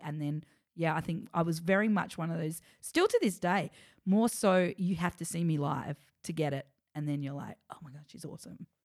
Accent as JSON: {"language": "English", "town": "Adelaide", "region": "South Australia", "country": "Australia", "tie": "born or raised there", "also_born_or_lived": "Melbourne", "moved": "as an adult", "said": "I grew up in Adelaide acting all through my childhood"}